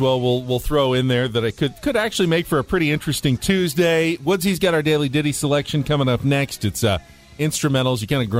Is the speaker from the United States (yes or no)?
yes; San Diego, California, United States; growing up in San Diego.